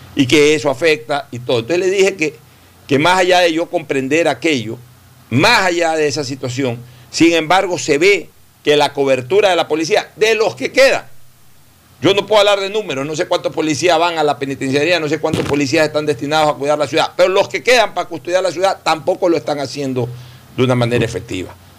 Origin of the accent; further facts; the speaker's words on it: Guayaquil, Guayas, Ecuador; moved away; mi ciudad natal, que ahora sea para mí una ciudad de tránsito los fines de semana